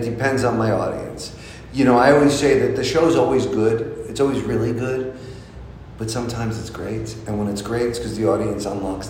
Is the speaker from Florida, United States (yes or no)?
no; New Jersey, United States; now in Los Angeles, United States; I grew up in New Jersey